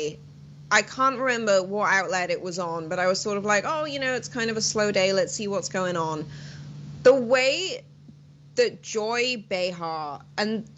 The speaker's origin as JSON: {"language": "English", "area": "Welsh", "region": "Wales", "country": "United Kingdom", "moved": "yes", "said": "I'm Welsh."}